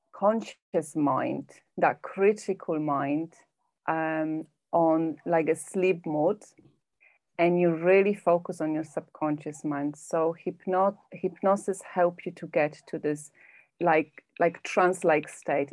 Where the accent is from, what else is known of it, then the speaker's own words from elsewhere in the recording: Poland; moved away as an adult; now in England, United Kingdom; i live in uk in England, but I'm originally from Poland. I've been living here for 19 years.